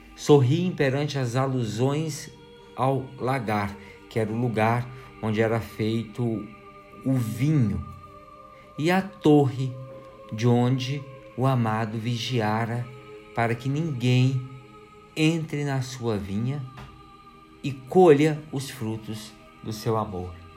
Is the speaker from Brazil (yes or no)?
yes; Brazil